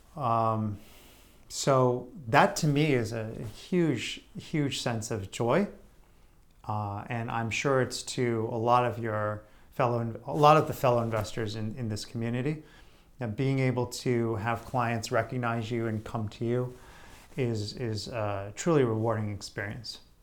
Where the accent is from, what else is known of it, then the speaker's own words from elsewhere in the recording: Greenwich, Connecticut, United States; local business people that I knew growing up in Greenwich, Connecticut